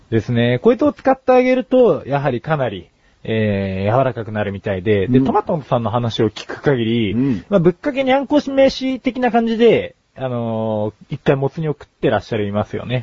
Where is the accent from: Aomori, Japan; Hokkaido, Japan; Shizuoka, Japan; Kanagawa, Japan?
Kanagawa, Japan; Yokohama; 浜っ子同士だ